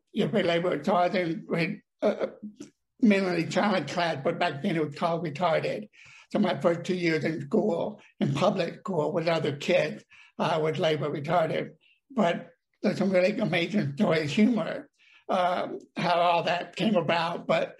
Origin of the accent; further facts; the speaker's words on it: Dallas, Texas, United States; I was raised in Dallas, but at this time, they were on vacation visiting his sister and Jesse and Memphis.